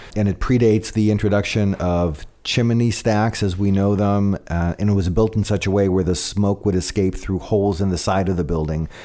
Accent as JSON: {"language": "English", "region": "California", "country": "United States", "said": "I'm a guy from California."}